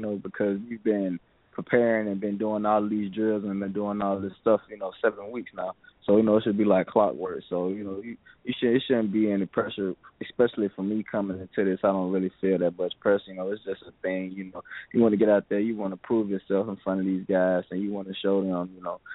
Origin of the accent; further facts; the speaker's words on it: Mobile, Alabama, United States; growing up in Mobile, Alabama